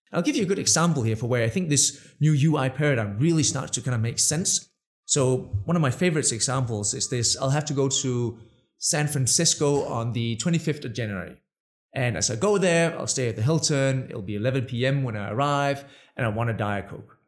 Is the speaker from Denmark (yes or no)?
yes; Denmark; English is a second language; moved away as an adult; also born or lived in Budapest, Hungary / New York, United States; the funny accent? I'm Danish.